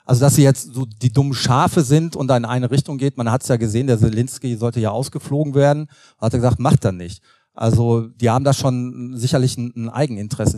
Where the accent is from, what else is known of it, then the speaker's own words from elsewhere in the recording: North Rhine-Westphalia, Germany; Also ich komme aus Nordrhein-Westfalen